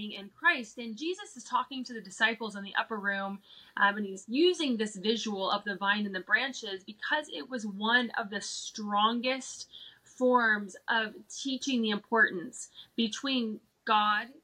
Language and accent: English; Cincinnati, Ohio, United States; also born or lived in Colorado; now in Kentucky, United States; what I grew up in here in the Bible Belt, in that Cincinnati, Southern Ohio, Kentucky area.